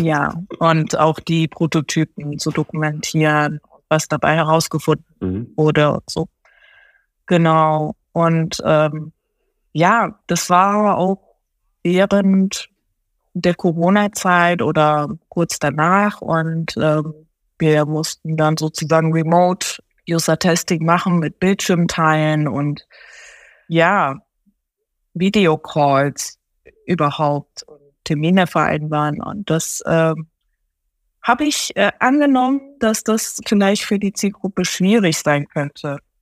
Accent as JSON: {"language": "German", "country": "Germany", "tie": "born or raised there", "also_born_or_lived": "Tokyo, Japan", "second_language": "German", "said": "Bin aber dann seit meinem neunten Lebensjahr in Deutschland aufgewachsen"}